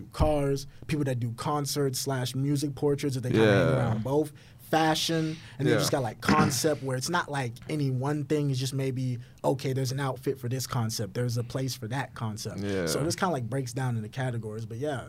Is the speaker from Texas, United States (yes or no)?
yes; Houston, Texas, United States; Yeah, I'm from Houston.